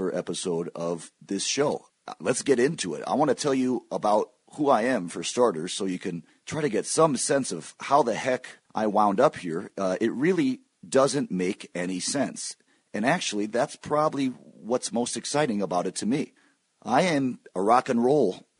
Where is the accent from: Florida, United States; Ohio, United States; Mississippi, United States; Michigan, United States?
Michigan, United States; moved away as an adult; also born or lived in Stanford, California / New York City; I'm actually in Michigan right now. I moved here with my family when I was 4 years old. My dad teaches at the University of Michigan, and I lived here until age 18